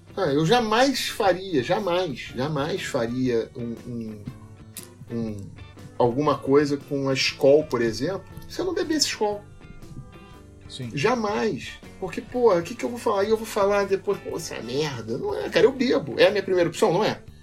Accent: Rio de Janeiro, Brazil; Eu sou carioca, adoro minha cidade, adoro meu povo, tenho um tremendo orgulho de ser carioca

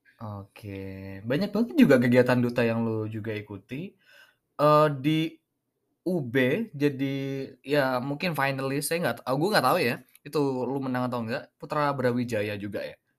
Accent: Pamekasan, East Java, Indonesia; anak Pamekasan

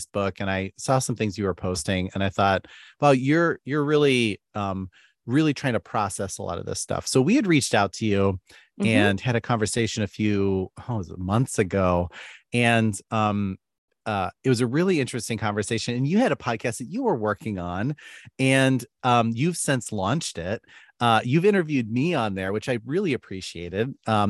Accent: Philippines; A lot of them were our friends growing up in the Philippines. We all went to school together at a school called Faith Academy, or many of us did.

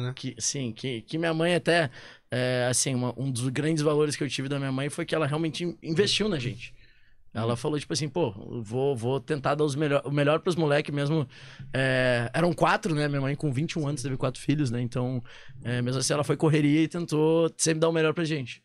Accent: Porto Alegre, Rio Grande do Sul, Brazil; moved away as an adult; also born or lived in Manaus; now in São Paulo, Brazil; Sou de Porto né? Alegre. Verdade, verdade. morei lá, vim, 19 anos da minha vida até vim pra Manaus

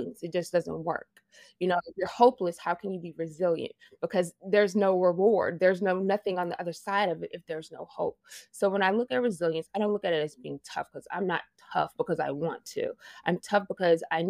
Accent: Bossier City, Louisiana, United States; I am originally from Bossier City, Louisiana. I literally grew up on a swamp, basically.

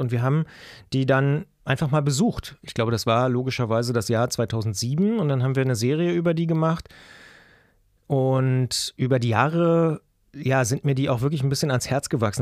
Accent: Potsdam, Brandenburg, Germany; moved away as an adult; now in Leipzig, Germany; Ursprünglich komme ich oder geboren wurde ich in Potsdam. Ähm, das heißt, ich bin quasi Brandenburger, da auch lange aufgewachsen und dann irgendwann zum Studieren nach Leipzig gegangen

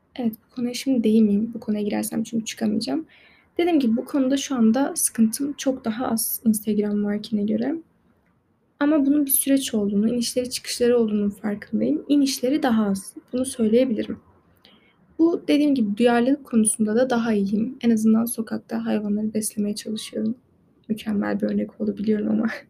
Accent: Turkey; yabancı da değilim yani Türk'üm

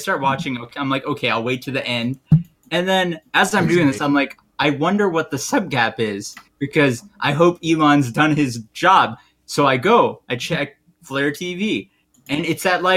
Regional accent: India; I'm Indian

